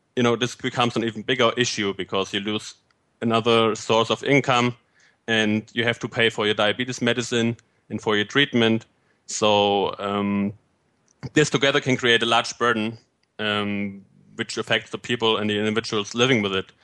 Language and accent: English; Fulda, Hesse, Germany; moved away as an adult; also born or lived in Bavaria / Argentina / Puebla, Mexico / Göttingen, Germany; now in United Kingdom; I uh, was born and raised in Fulda, Germany